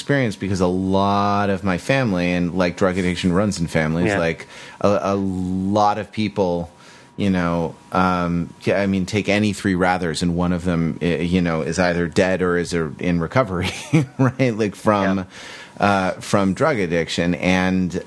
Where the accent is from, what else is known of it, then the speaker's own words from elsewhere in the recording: Santa Monica, California, United States; Santa Monica, California, my hometown.